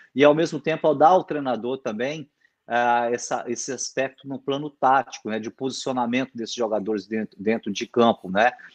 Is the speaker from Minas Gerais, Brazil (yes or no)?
yes; Minas Gerais, Brazil; como um bom mineirinho